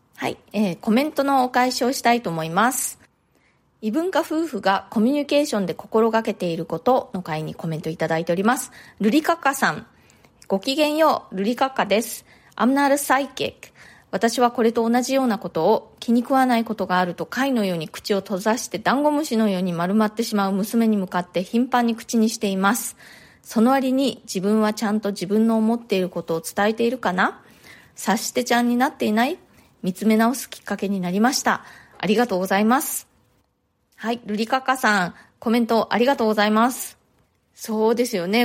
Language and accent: Japanese; Japan; first language Japanese; moved away as an adult; now in New York, United States; 日本で生まれ育って、で日本で大学も卒業して、で、その後ね、もうだいぶ大人になってからニューヨークに移住してきました